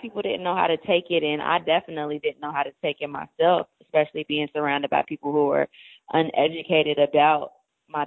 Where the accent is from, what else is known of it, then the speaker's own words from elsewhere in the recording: Cincinnati, Ohio, United States; now in Atlanta, United States; I grew up in Cincinnati, Ohio